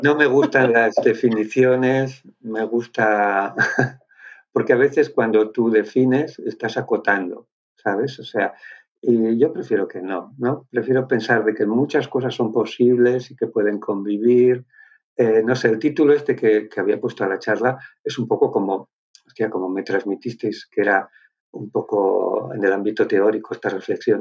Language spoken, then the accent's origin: Spanish; Basque Country, Spain; Yo soy de Álava, o sea, soy del País Vasco, pero más bien patatero.